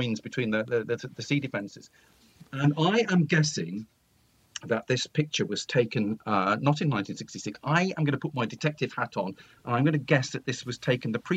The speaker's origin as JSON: {"language": "English", "area": "Nottinghamshire/Leicestershire borders", "region": "East Midlands", "country": "United Kingdom", "tie": "born or raised there", "also_born_or_lived": "Melton Mowbray", "said": "families like my own, who basically born and raised in the East Midlands, in Nottinghamshire, Leicestershire villages"}